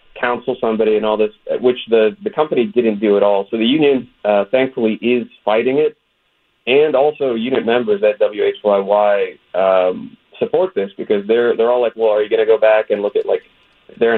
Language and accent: English; West Virginia, United States; I'm an Arab. I grew up in West Virginia.